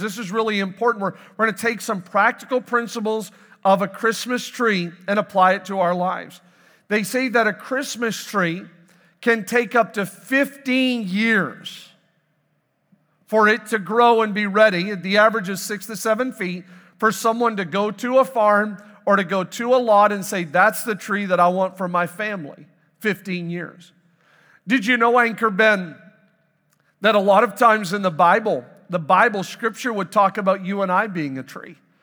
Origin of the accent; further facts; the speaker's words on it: Canada; moved away; I am born and raised in Canada